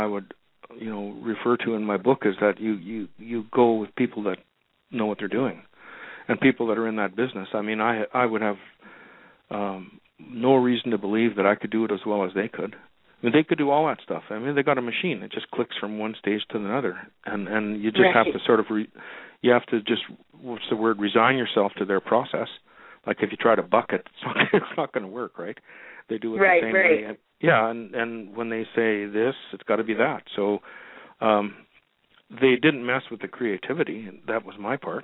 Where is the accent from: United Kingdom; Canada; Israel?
Canada; Winnipeg, Manitoba; moved away; where I grew up in Winnipeg, Manitoba